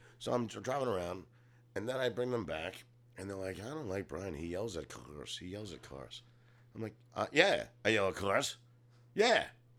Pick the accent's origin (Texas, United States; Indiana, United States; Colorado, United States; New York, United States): New York, United States; I'm from New York.